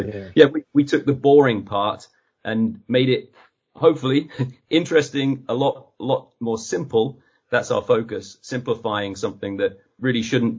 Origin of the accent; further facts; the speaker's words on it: East of England, United Kingdom; now in United States; I go back to my hometown in Suffolk in England, and they ask me where am I from, and they're mostly so convinced that I'm Australian